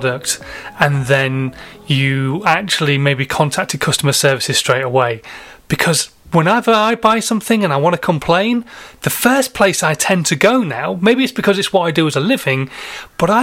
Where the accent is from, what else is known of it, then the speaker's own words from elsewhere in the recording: Yorkshire and the Humber, United Kingdom; I'm a Yorkshireman